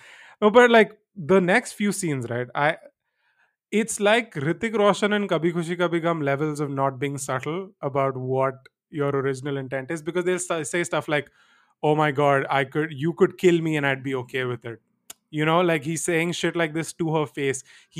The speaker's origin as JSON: {"language": "English", "country": "India", "said": "we shouldn't do live-in because I'm an Indian girl and all this stuff."}